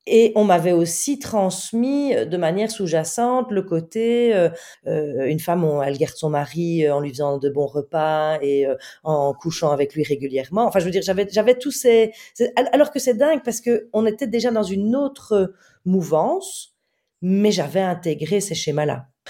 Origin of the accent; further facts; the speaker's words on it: Belgium; je suis belge, donc euh, euh, j'étais très loin de Paris